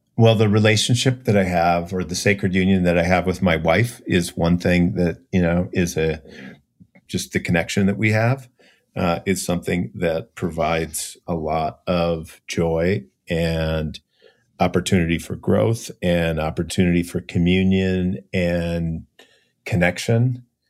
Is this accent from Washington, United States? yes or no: no; Minneapolis, Minnesota, United States; I grew up in Minneapolis, so no whales or dolphins anywhere close